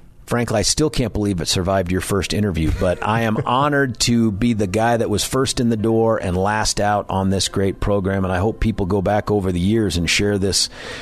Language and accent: English; San Diego, California, United States; also born or lived in Colorado; now in Denver, United States; That's totally my hometown.